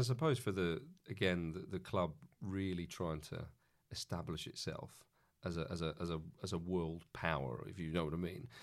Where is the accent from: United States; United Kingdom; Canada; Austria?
United Kingdom; England; as an Englishman